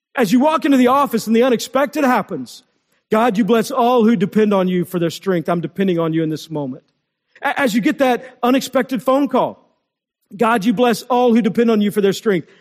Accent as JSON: {"language": "English", "region": "Texas", "country": "United States", "tie": "born or raised there", "said": "When I was in eighth grade, growing up in Texas"}